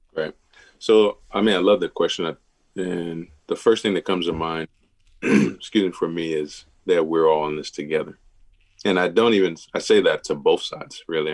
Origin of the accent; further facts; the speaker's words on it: Milwaukee, Wisconsin, United States; I, grew up in like I said the private schools in Milwaukee